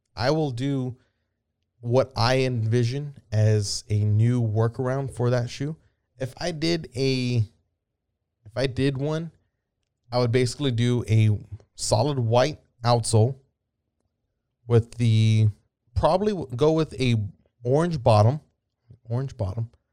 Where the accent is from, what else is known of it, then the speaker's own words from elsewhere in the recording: San Antonio, Texas, United States; I'm from San Antonio, Texas